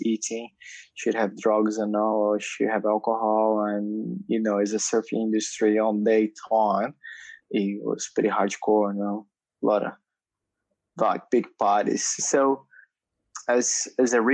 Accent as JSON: {"language": "English", "region": "São Paulo", "country": "Brazil", "tie": "born or raised there", "moved": "yes", "said": "I grew up in Brazil, São Paulo, big city"}